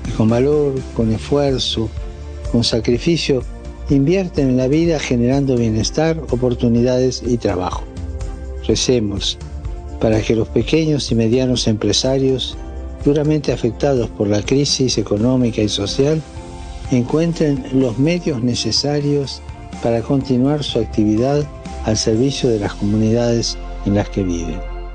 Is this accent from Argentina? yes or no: yes; Argentina; moved away; Yo sigo siendo argentino.